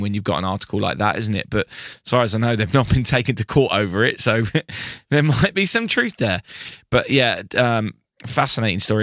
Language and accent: English; United Kingdom; I am British